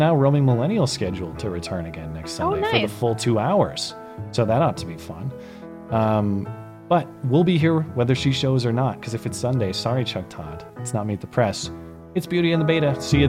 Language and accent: English; Canada; I'm Canadian, and I would move down there just to vote for you.